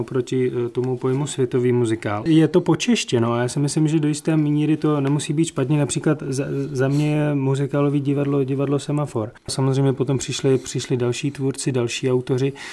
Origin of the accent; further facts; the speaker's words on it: Czechia; já jsem úplně menšinový Čech